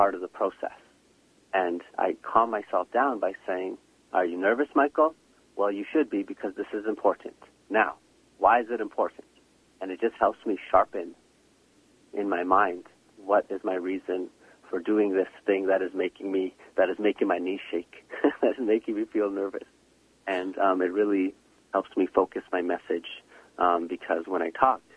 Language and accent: English; Shamattawa First Nation, Manitoba, Canada; I'm originally from Shamattawa First Nation